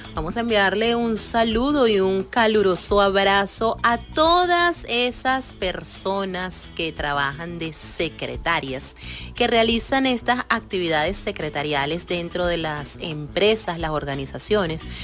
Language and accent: Spanish; Venezuela; somos venezolanos